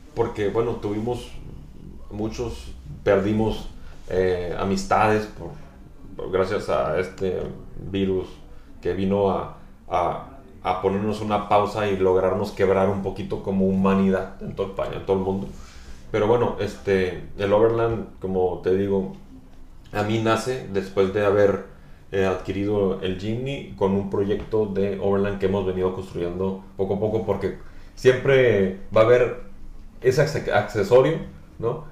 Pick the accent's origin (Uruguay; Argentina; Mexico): Mexico; Navojoa, Sonora; now in Tijuana, Mexico; yo soy originario de Sonora, de Navajo, Sonora, del noroeste. Por eso digo, pongo born and raised en, el mexicano, en el noroeste mexicano.